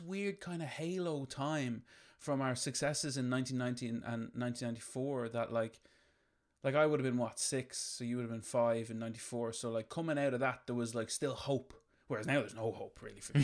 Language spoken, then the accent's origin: English; Ireland; we grew up in Ireland in the fucking nineties